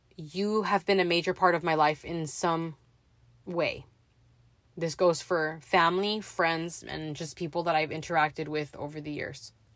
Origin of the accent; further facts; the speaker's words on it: Los Angeles, California, United States; I was raised in the San Fernando Valley, born in Mission Hills